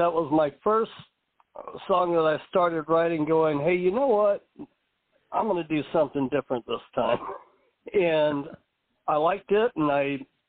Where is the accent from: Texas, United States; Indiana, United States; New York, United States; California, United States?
Texas, United States; Irving; also born or lived in Dallas, Texas; I was born in Dallas, Texas, but raised in Irving, Texas, which I don't know, these days you can't really tell the difference between the two. They're just kind of there. We kind of grew up poor